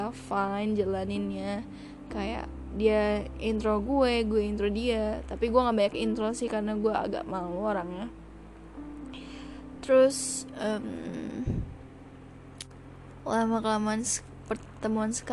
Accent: Padang, West Sumatra, Indonesia; padahal gue orang Padang

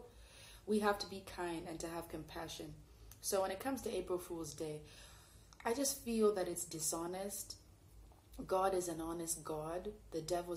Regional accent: Canada; I grew up in Canada

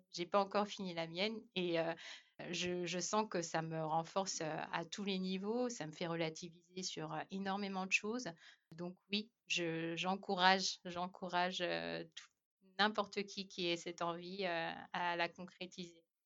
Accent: France; moved away as an adult; also born or lived in Ireland / Australia; en tant que Français

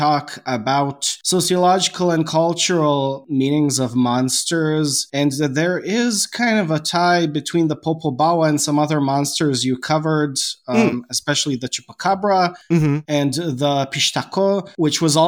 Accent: Serbia; I am Serbian, I am going to read it in a very Slavic Russian accent

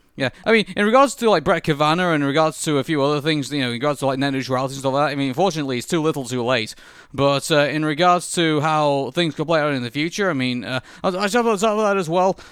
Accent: United Kingdom; I'm British

